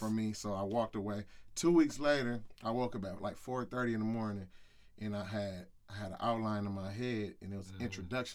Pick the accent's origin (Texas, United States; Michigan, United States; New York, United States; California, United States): Michigan, United States; Grand Rapids; I grew up in the hood. I grew up on Dickinson